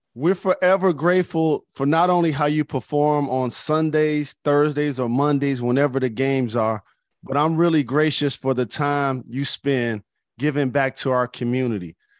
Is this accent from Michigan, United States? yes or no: yes; Detroit, Michigan, United States; my hometown of Detroit